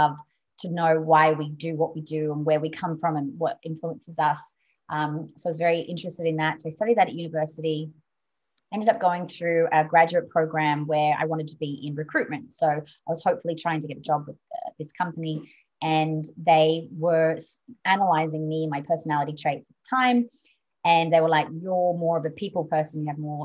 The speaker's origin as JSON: {"language": "English", "town": "Sydney", "region": "New South Wales", "country": "Australia", "tie": "born or raised there", "moved": "yes", "said": "I was raised in Sydney, Australia."}